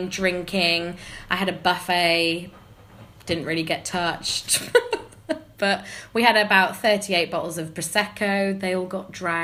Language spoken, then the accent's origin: English; the Northeast, North East England, United Kingdom; moved away; I'm originally from the Northeast